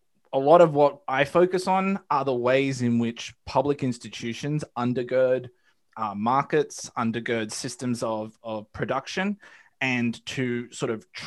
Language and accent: English; Australia; now in United States; I'm an Australian, as you can probably tell by my accent. I moved to the United States in part because I am pretty acutely aware of how imperialism works in the modern age